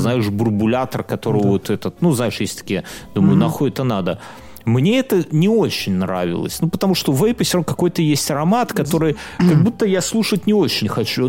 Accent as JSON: {"language": "Russian", "country": "Belarus", "said": "все мы же белорусы"}